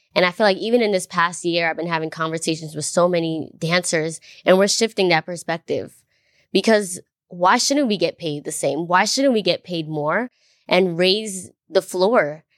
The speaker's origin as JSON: {"language": "English", "region": "New York", "country": "United States", "tie": "born or raised there", "said": "I grew up in New York"}